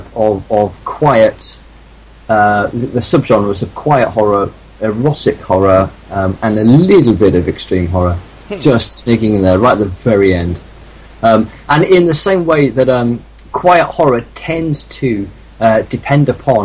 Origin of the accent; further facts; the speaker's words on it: the north of England, United Kingdom; I grew up in the north of England